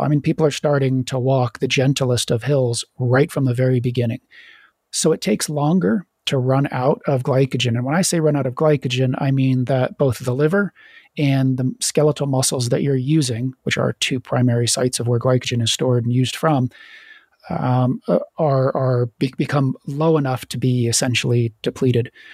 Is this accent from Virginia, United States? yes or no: yes; Virginia, United States; moved away; also born or lived in Florida / Idaho; I grew up in Virginia